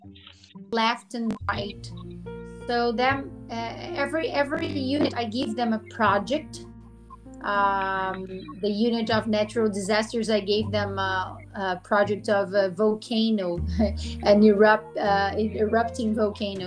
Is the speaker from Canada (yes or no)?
no; Americana, São Paulo, Brazil; I'm from Brazil. I live in São Paulo, interior of São Paulo, called a city called Americana.